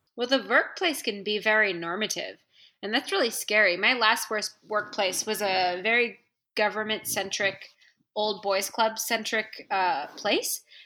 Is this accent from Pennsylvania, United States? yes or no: no; San Francisco, California, United States; moved away as an adult; now in Washington, D.C., United States; I'm from San Francisco and I'm from the West Coast, and I'm like hippie born and bred